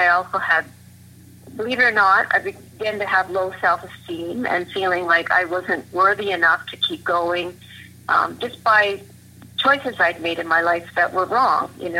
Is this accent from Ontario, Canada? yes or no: yes; Oshawa, Ontario, Canada; Well, I grew up in Oshawa, and I listened to a lot of country and a lot of gospel. That was what was in our home. I grew up going to church.